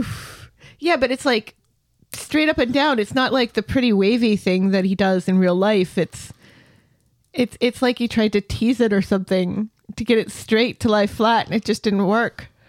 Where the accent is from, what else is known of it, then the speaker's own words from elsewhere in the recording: United States; I'm American